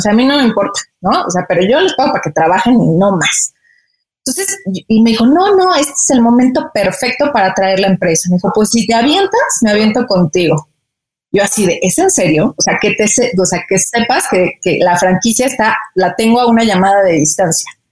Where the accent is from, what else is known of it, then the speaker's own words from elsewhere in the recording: Mexico; moved away as an adult; ya extrañaba a mi familia, pues los taquitos también, ¿no? Entonces, este, pues regresé a México